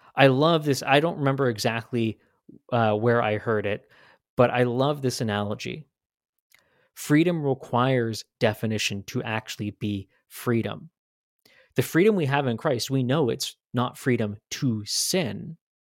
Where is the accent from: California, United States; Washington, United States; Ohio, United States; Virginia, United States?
Washington, United States; now in Idaho, United States; I grew up in Washington State.